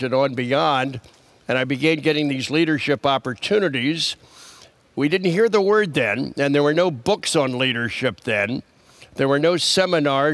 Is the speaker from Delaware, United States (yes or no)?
yes; Wilmington, Delaware, United States; I grew up in Wilmington, Delaware